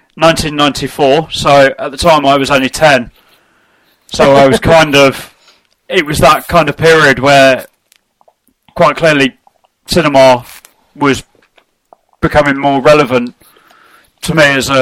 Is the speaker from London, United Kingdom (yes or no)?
yes; London, United Kingdom; now in Nottingham, United Kingdom; I'm originally from North London, technically.